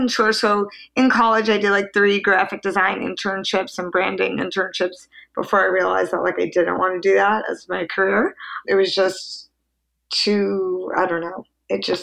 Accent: Long Island, New York, United States; I grew up in Long Island, New York.

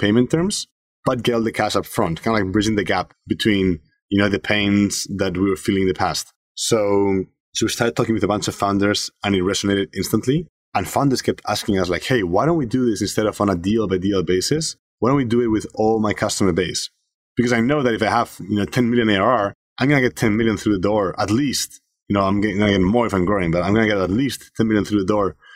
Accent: Spain; moved away; I'm originally from Spain. So I grew up there

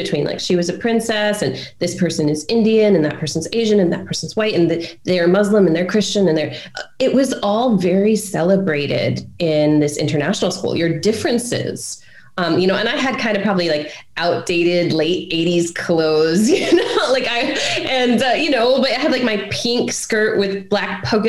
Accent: Brunei; so growing up in Brunei, so my dad was a pilot on one of these private jets when I was a kid, and he flew for the Sultan of Brunei

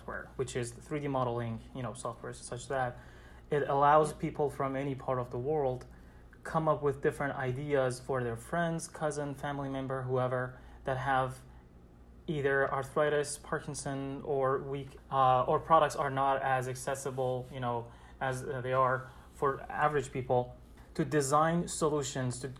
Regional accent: Iran; moved away as an adult; now in New York City, United States; I'm originally from Iran. I came to the States 5 years ago to continue my study

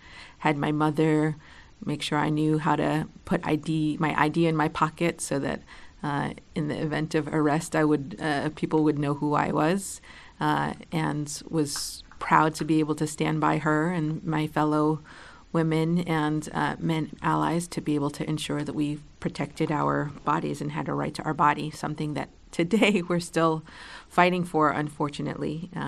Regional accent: New York City, New York, United States; also born or lived in Puerto Rico; now in Oakland, United States; I grew up in New York City. I moved 13 times in 16 years. One of those stops included living in Puerto Rico for a bit, where my family is from.

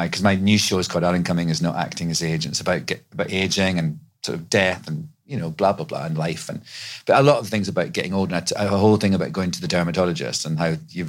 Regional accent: Scotland, United Kingdom; now in New York City, United States; I'm Scottish

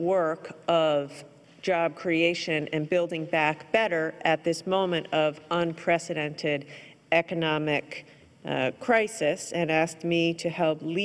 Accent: Rhode Island, United States; I was born in Rhode Island, and Rhode Island is and always will be my home. I was born here, my children were born here, I was married here, and Rhode Island will always be close to my heart, where I am from

